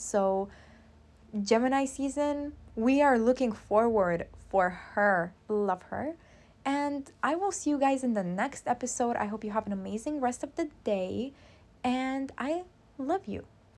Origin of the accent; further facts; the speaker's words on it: Constanța, Constanța County, Romania; Constanța is my hometown. I'm from Romania